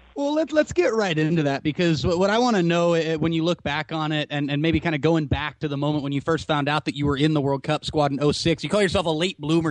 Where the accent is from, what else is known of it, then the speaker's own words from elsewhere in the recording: Santa Cruz, California, United States; I grew up down in the Santa Cruz area